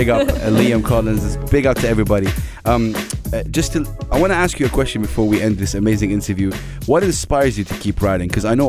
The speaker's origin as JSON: {"language": "English", "country": "Saudi Arabia", "said": "I'm from Saudi Arabia."}